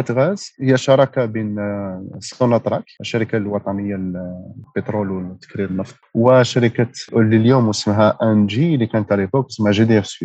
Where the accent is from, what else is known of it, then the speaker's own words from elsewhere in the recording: Algeria; now in France; حنا شعب جزائري